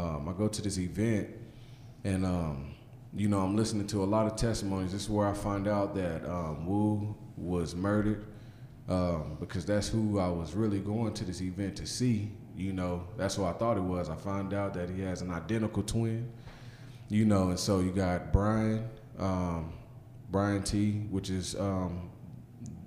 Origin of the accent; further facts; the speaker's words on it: Guthrie, Oklahoma, United States; moved away as an adult; also born or lived in Chicago, Illinois / Las Vegas, Nevada / Bakersfield, California; now in Guthrie, United States; I'm from Guthrie, Oklahoma. Been around a little bit. When I was in second grade, we ended up moving to Chicago. We lived out there for like 2 or 3 years, and then moved back home